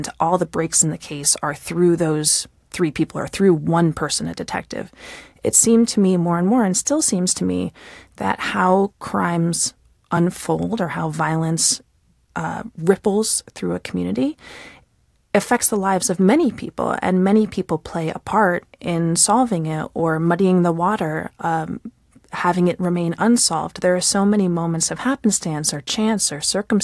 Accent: United States; as an American

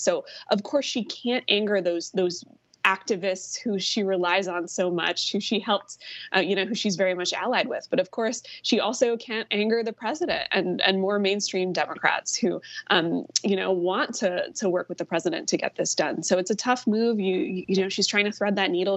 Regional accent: Virginia, United States; now in Georgia, United States; my home state of Virginia

